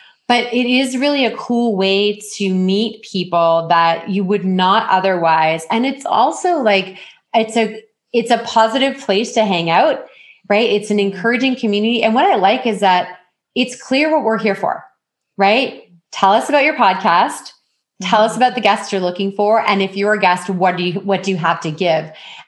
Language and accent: English; Ontario, Canada; But I mean, I came from Ontario where I would network at least once a week.